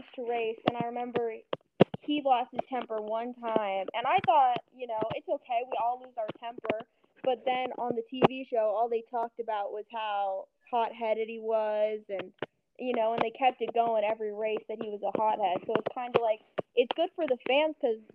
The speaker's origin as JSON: {"language": "English", "region": "California", "country": "United States", "said": "I'm from California"}